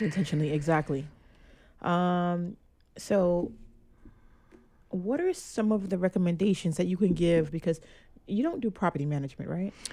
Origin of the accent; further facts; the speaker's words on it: New York City, New York, United States; also born or lived in Flatbush, Brooklyn; I grew up in Brownsville, too